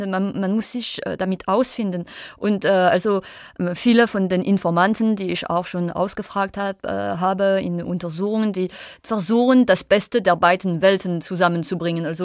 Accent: Grand Est, France; Also ich bin Elsässerin sicher, aber auch Französin und, und, und Europäerin, Weltbürger

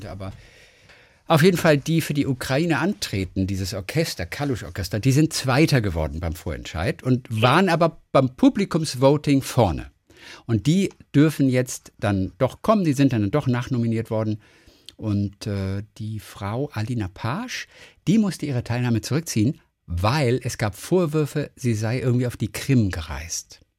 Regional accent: Tübingen, Baden-Württemberg, Germany; Wir kommen somit auch beide aus Tübingen und sind beide dort geboren.

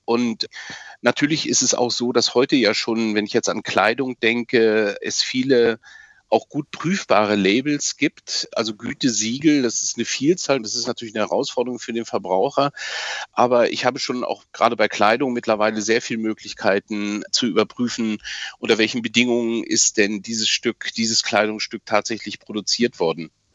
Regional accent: Germany; hier bei uns in Deutschland und Mitteleuropa, wir leben oder haben bisher in einem wasserreich und leben auch weiterhin in einem wasserreichen Land

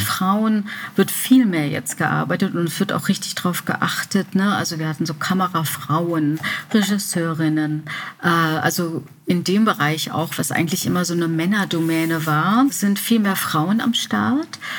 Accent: Remscheid, North Rhine-Westphalia, Germany; während Abiturszeiten und so in Remscheid, wo ich geboren bin

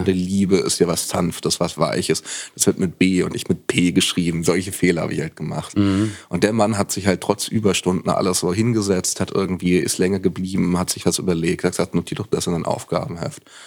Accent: Franconia, Bavaria, Germany; ich bin in Franken geboren

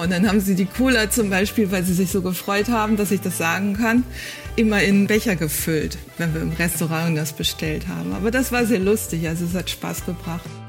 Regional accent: Germany; accent: German; ich habe sicherlich einen schlimmen deutschen Akzent

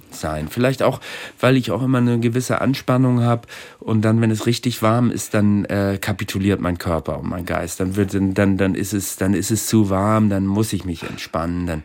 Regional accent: Germany; ich bin Deutscher, ich bin auch gerne Deutsch und zum Deutschland gehört ja auch das Hadern mit dem Deutschsein.

